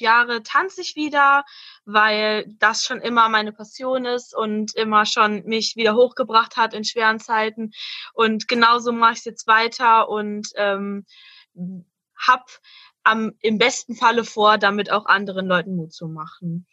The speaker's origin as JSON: {"language": "German", "town": "Hanover", "region": "Lower Saxony", "country": "Germany", "said": "ich komme aus Hannover"}